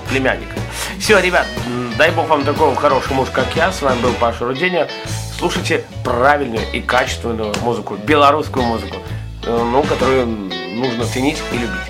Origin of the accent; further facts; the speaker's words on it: Belarus; Ну, ну я белорус, да